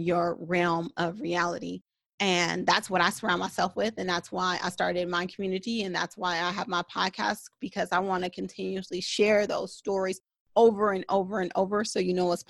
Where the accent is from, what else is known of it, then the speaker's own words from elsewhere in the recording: United States; a Black woman growing up in America